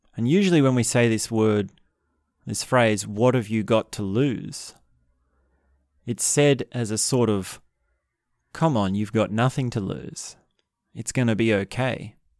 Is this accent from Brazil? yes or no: no; Australia; In Australia, I'm Australian